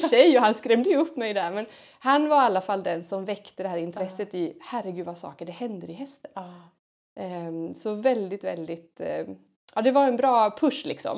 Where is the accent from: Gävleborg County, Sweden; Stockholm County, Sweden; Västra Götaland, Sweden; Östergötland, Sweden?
Gävleborg County, Sweden; Hälsingland; moved away; tjej som är uppväxt i Hälsingland, långt härifrån